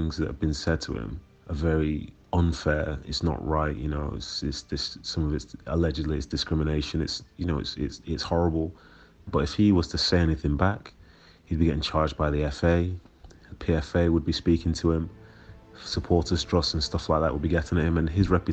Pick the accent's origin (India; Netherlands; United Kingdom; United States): United Kingdom; Manchester, North West England; also born or lived in Nigeria; being raised in Manchester in the 90s, I did experience a few things. My whole family did, because we came from Nigeria